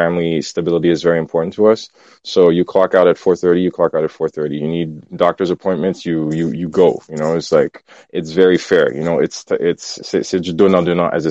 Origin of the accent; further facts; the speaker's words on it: Port-au-Prince, Haiti; I'm from Port-au-Prince. I grew up Haitian